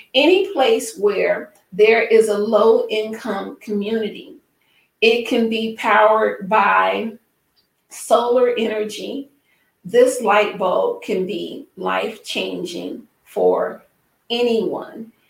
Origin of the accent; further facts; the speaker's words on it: Mississippi, United States; now in Chicago, United States; I am from Mississippi